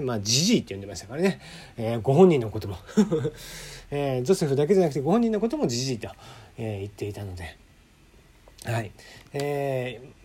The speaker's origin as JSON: {"language": "Japanese", "region": "Kyushu", "country": "Japan", "tie": "born or raised there", "said": "九州出身"}